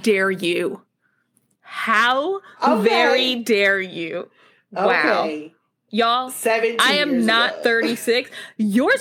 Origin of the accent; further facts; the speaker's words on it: Tennessee, United States; moved away; I grew up in Tennessee